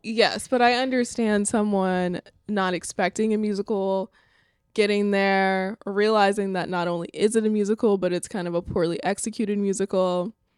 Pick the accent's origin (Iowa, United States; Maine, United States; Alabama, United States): Alabama, United States; my home state of Alabama